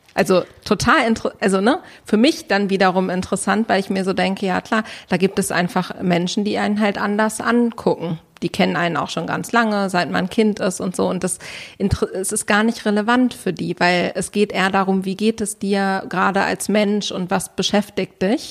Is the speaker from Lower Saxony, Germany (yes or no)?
no; Berlin, Germany; ich komme aus Berlin